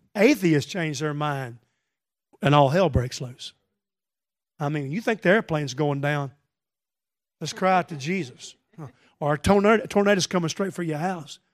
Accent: the South, Southern United States, United States; I am a Southerner

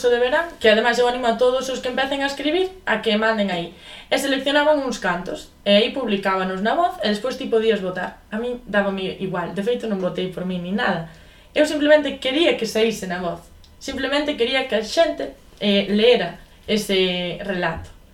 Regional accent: Boimorto, Galicia, Spain; eu son de Boimorto, que é un concello que non ten nin 2000 habitantes. E por encima non vivo en Boimorto mismo, vivo nunha aldea. Unha aldea que non sei cantos seremos, pero moi poucos, de verdade, e cada vez menos.

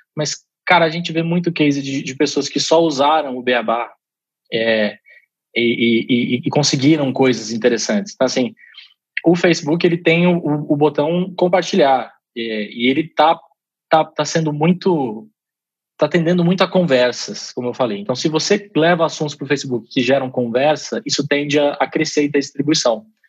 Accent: Brazil; eu sou brasileiro

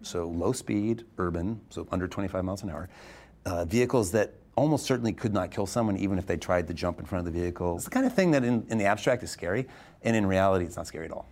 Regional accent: Arizona, United States; I was born in Arizona, Estonian immigrants who came here

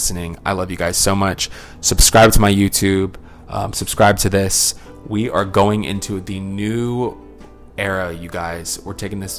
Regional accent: Louisiana, United States; I'm a Louisiana, that was born and raised in Louisiana

